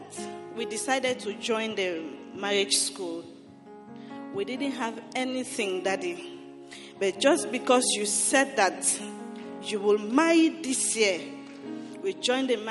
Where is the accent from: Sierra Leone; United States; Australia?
Sierra Leone; moved away; I am from Sierra Leone